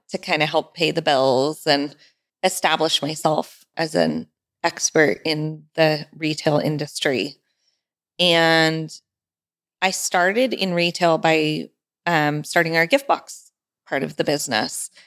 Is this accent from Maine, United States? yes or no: no; Sonoma County, California, United States; I'm from Sonoma County